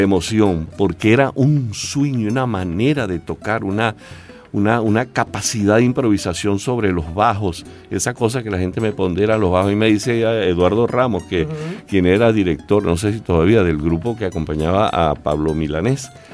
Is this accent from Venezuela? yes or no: yes; Calabozo, Guárico, Venezuela; mi pueblo, para Calabozo